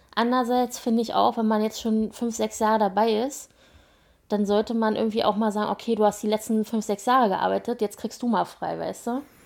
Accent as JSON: {"language": "German", "area": "Berlin surroundings", "region": "Brandenburg", "country": "Germany", "tie": "born or raised there", "also_born_or_lived": "Spandau, Berlin", "said": "Also ich bin ja in, in Spandau geboren, also im Westen sozusagen mhm. ehemals und ähm, meine Eltern sind dann mit mir ins Umland gezogen, als ich sechs war"}